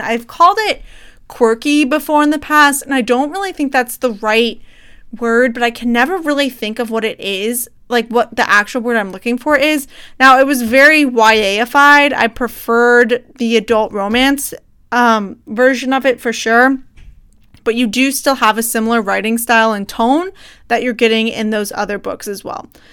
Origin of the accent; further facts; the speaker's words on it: United States; as an American